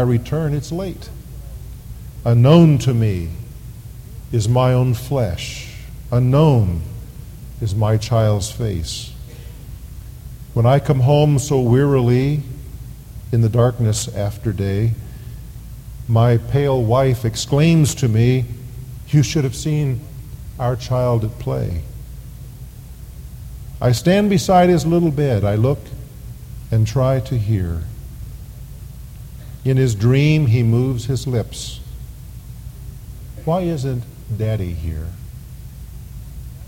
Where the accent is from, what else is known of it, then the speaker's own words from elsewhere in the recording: United States; We live in the Mecca of materialism, the United States of America. Our nation is considered the promised land